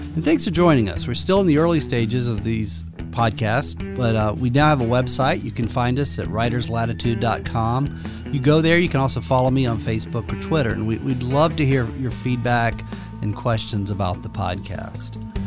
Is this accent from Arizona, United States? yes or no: no; rural Georgia, United States; moved away; I grew up in rural Georgia